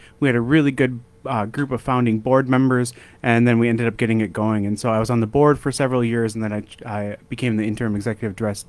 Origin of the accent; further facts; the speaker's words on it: Brooklyn Park, Minnesota, United States; moved away as an adult; now in Fargo, United States; I grew up in the Twin Cities. I grew up in Brooklyn Park and kind of lived in the Twin Cities most of my life. And I came out here about 5 or 6 years ago